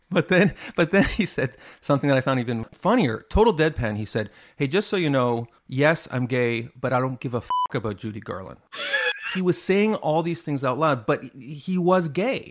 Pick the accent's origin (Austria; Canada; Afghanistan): Canada; Montreal, Quebec; I grew up in Montreal